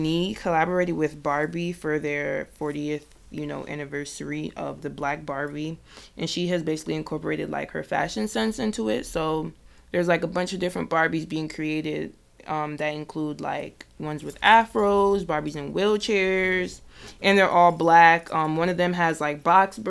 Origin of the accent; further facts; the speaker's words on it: New Jersey, United States; I'm from Jersey.